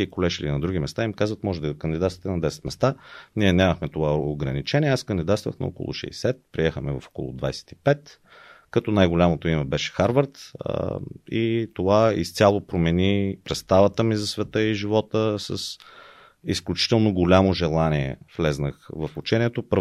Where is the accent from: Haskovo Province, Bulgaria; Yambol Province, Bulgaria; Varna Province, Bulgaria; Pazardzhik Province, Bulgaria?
Haskovo Province, Bulgaria; Haskovo; А, да, родом съм от Хасково, израснах там, играех баскетбол